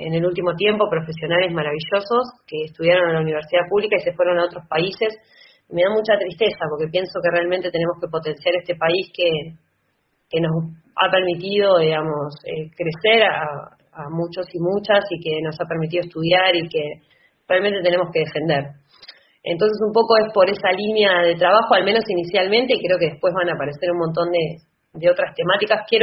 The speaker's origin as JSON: {"language": "Spanish", "town": "La Plata", "region": "Buenos Aires Province", "country": "Argentina", "tie": "born or raised there", "said": "la ciudad de La Plata, que es el espacio que yo transito de toda mi vida, porque soy platense."}